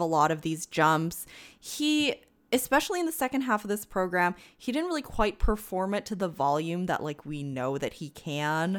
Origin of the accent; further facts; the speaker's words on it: Canada; as a Canadian